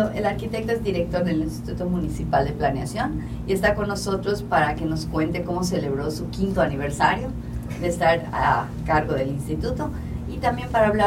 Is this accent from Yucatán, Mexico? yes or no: yes; Yucatán, Mexico; nosotros somos yucatecos